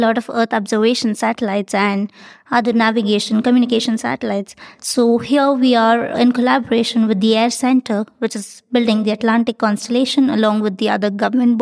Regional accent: India; from India

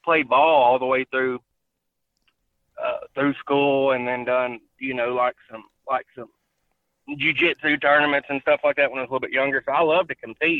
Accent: South Arkansas, United States; We grew up in South Arkansas, right on the Louisiana line

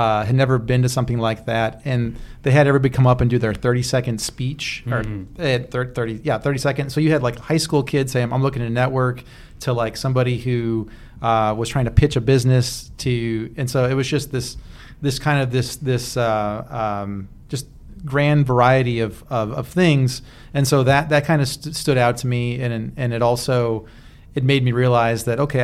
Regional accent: St. Louis, Missouri, United States; also born or lived in Minneapolis; now in Louisville, United States; I'm from St. Louis

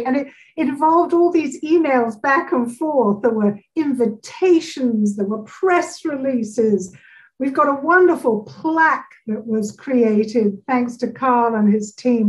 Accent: West Byfleet, South East England, United Kingdom; now in North Carolina, United States; I'm a founding member of the DBE here in North Carolina, and I'm from Surrey, West Byfleet in Surrey in England.

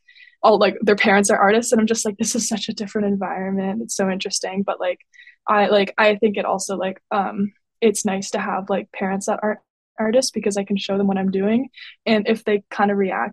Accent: Windsor, Ontario, Canada; also born or lived in Halifax; I grew up in Windsor, Ontario, and that's where I am right now.

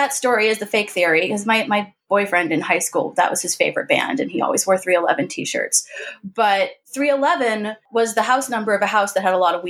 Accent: San Marcos, California, United States; now in New York City, United States; I'm from the San Diego area. I'm from the suburbs. But yeah, I'm from technically San Marcos and Escondido, which is North County, which is outside San Diego.

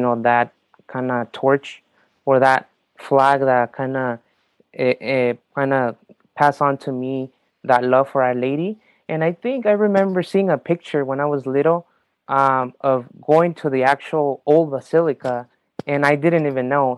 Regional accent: Mexico; moved away; I was born in Mexico.

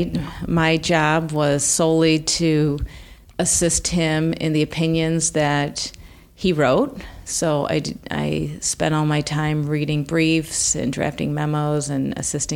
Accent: Sterling, Illinois, United States; moved away; also born or lived in Iowa; I grew up in Sterling, Illinois

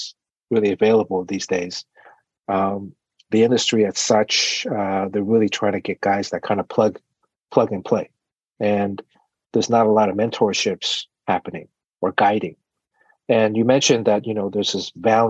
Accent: Miami, Florida, United States; I'm from Miami

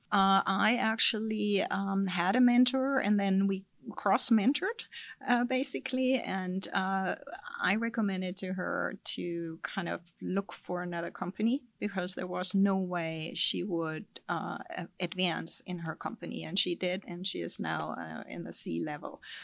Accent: Germany; accent: German; moved away as an adult; now in California, United States; my accent is from Germany, so I'm originally German

